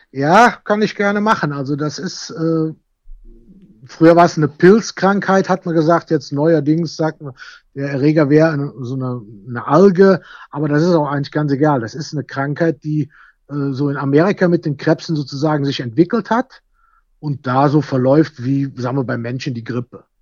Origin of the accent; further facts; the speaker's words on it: Bad Münstereifel, North Rhine-Westphalia, Germany; ich komme ja aus Bad Münstereifel